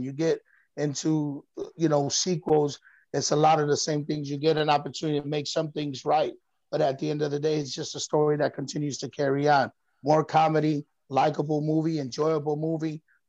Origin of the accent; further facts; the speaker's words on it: East Coast, United States; also born or lived in Chicago; That's the way I grew up on the East Coast, was playing that Sandlot baseball.